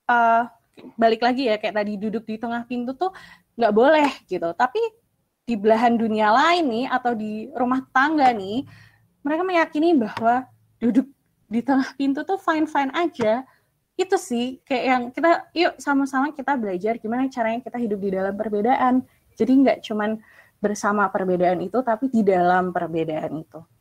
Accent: Java, Indonesia; Misalnya kayak sebagai orang Jawa gitu, aku sering ditegur sama uh, anggota keluargaku yang lebih senior gitu.

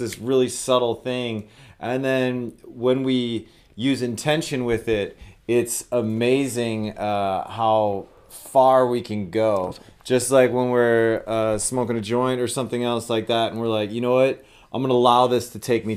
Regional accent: Wisconsin, United States; moved away as an adult; also born or lived in Lake Atitlan, Guatemala; now in Guatemala; I'm originally from Wisconsin

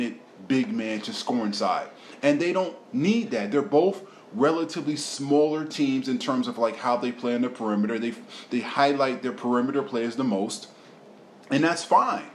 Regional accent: New York, United States; I'm from New York

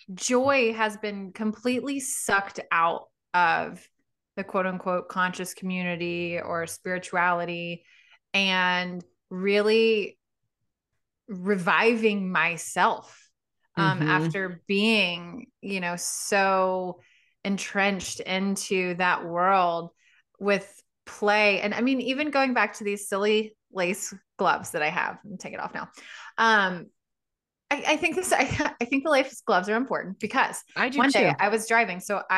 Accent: Louisiana, United States; I was raised in Southwest Louisiana, not really known as like a very spiritual hippie place. It's very religious.

